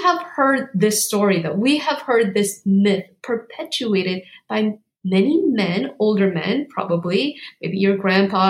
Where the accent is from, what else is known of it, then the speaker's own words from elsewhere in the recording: South Korea; moved away; I was born in South Korea